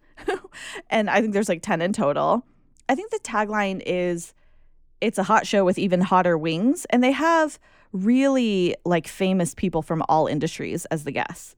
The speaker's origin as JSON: {"language": "English", "country": "United States", "said": "Just being American"}